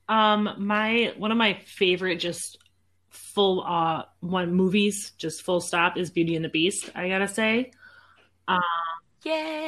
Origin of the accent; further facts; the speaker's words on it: Midwest, United States; we're from the Midwest